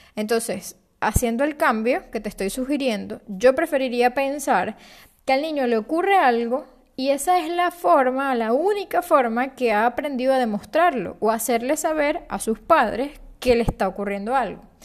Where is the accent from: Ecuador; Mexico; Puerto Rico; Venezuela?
Venezuela; moved away as an adult; also born or lived in Panama City, Panama; Yo nací en Venezuela, y a los 24 años me mudé a la ciudad de Panamá.